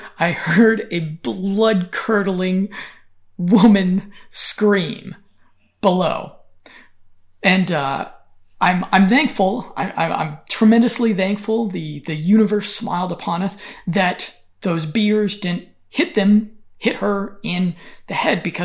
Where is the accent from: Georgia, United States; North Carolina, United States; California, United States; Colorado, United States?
Colorado, United States; Denver; moved away as an adult; also born or lived in Berlin, Germany / Valencia, Spain / Kyiv, Ukraine / Sofia, Bulgaria; I returned home for my brother's wedding and hung out a bit back in Denver, Colorado.